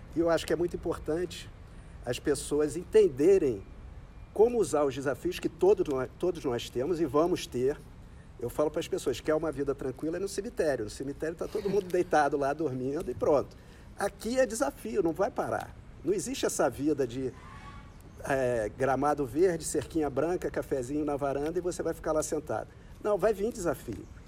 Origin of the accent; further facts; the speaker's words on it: Rio de Janeiro, Brazil; nasci aqui no Rio